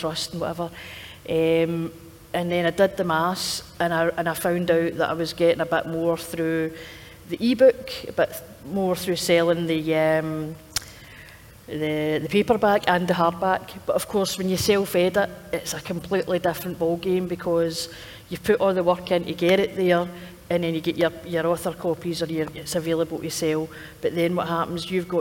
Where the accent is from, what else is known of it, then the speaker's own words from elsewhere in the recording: East Kilbride, Scotland, United Kingdom; now in Glasgow, United Kingdom; I grew up in East Kilbride, but I've been living in Glasgow for the last 15 years